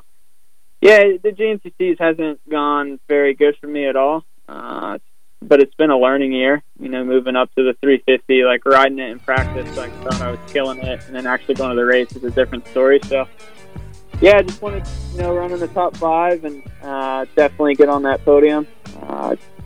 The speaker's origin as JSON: {"language": "English", "region": "West Virginia", "country": "United States", "tie": "born or raised there", "said": "from where I grew up in West Virginia"}